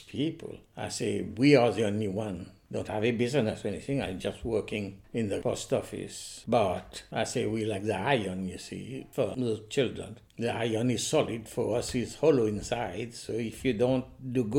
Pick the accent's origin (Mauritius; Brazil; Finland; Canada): Mauritius; moved away as an adult; also born or lived in Manchester; now in United Kingdom; I came to this country in 1960 and I was born in Mauritius